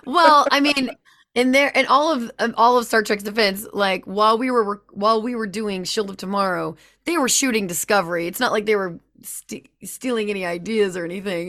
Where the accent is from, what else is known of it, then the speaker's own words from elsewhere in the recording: Louisiana, United States; I'm from Louisiana